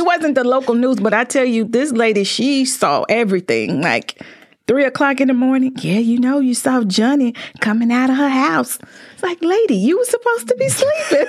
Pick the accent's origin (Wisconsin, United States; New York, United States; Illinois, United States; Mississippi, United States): Mississippi, United States; Greenville; moved away as an adult; also born or lived in Indianapolis; now in Mansfield, United States; I'm from Greenville, Mississippi, located down in the Delta